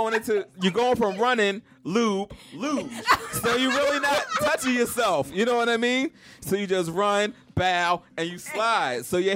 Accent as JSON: {"language": "English", "town": "Tulsa", "region": "Oklahoma", "country": "United States", "said": "I'm from South Tulsa."}